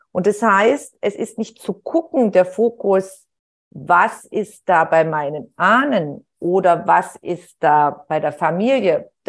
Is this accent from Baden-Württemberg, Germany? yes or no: yes; Heilbronn, Baden-Württemberg, Germany; Und nachher hat man sie in der Kleinstadt, wo ich aufgewachsen bin, in Heilbronn, hat, ist man sich dann über den Weg gelaufen